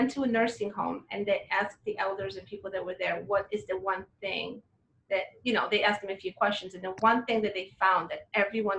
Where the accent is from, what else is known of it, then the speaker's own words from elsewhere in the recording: Poland; now in United States; I was raised in Poland